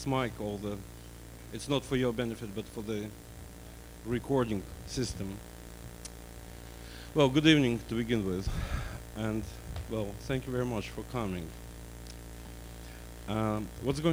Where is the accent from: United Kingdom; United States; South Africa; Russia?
Russia; English is a second language; moved away as an adult